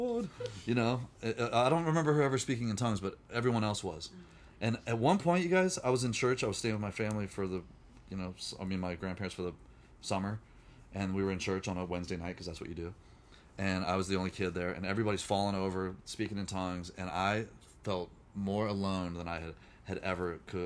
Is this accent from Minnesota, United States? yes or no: no; Virginia, United States; now in California, United States; I grew up in Virginia